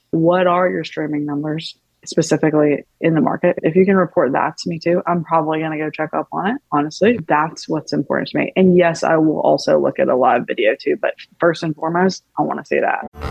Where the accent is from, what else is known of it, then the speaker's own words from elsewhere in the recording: Tupelo, Mississippi, United States; also born or lived in Athens, Georgia / Nashville, Tennessee; now in Los Angeles, United States; I'm from Mississippi, um, Tupelo, Elvis's birthplace